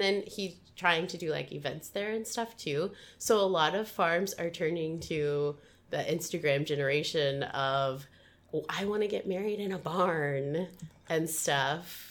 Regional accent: Midwest, United States; moved away; also born or lived in Washington State; I'm from the Midwest originally, and we call pop, we call it pop.

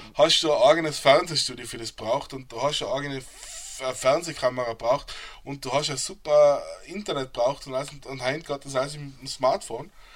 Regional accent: Reutte, Tyrol, Austria; moved away as an adult; now in United States; Ich bin in Reute geboren und aufgewachsen

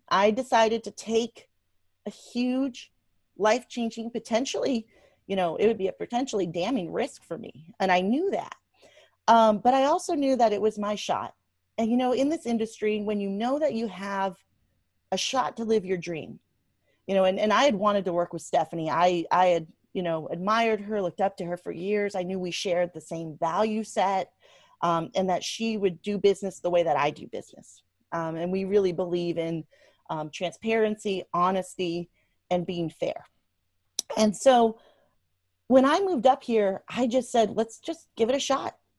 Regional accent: Washington, District of Columbia, United States; also born or lived in Louisiana; now in Nashville, United States; when I was a little girl, I was growing up in Washington, D C

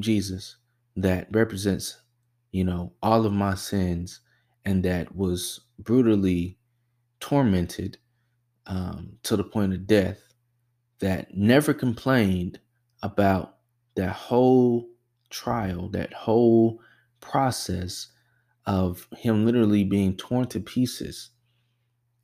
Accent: the South, United States; as African Americans, especially growing up in the South, we're very well versed with God

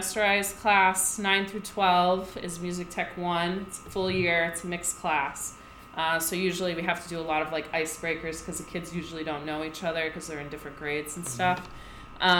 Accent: Cape Cod, Massachusetts, United States; also born or lived in Rhode Island / New York; I grew up on the Cape

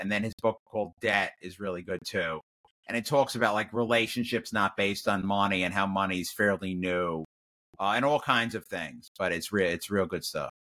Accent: New York, United States; I'm Jewish from New York, so New York, not connected to the South

